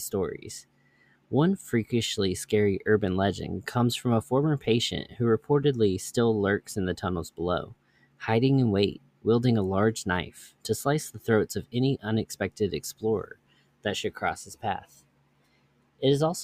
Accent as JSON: {"language": "English", "town": "Louisville", "region": "Kentucky", "country": "United States", "tie": "born or raised there", "said": "my hometown, or near my hometown, of Louisville, Kentucky"}